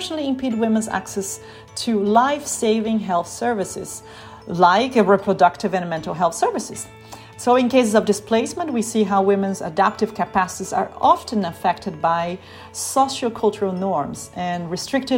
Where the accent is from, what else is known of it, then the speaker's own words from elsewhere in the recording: Brazil; now in Berlin, Germany; I'm speaking from Germany, even though I'm from Brazil